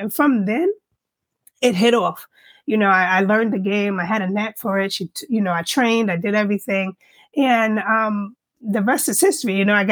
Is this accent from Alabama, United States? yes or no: no; New York, United States; now in Northern Virginia, United States; born and raised in New York, one of five children.